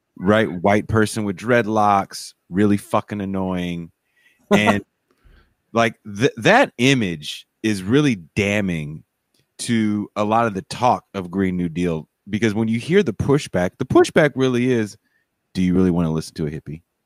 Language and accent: English; California, United States; also born or lived in North Dakota; I'm a Californian.